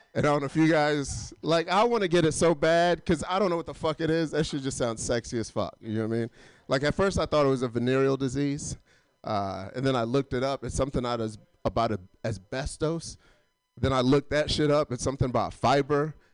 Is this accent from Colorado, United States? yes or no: no; Atlanta, Georgia, United States; I'm not from LA. I'm actually from Atlanta